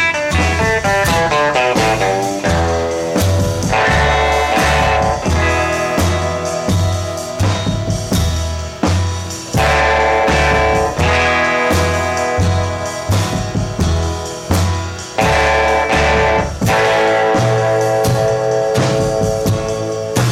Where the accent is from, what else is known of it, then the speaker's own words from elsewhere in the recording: Marin County, California, United States; I'm from Marin County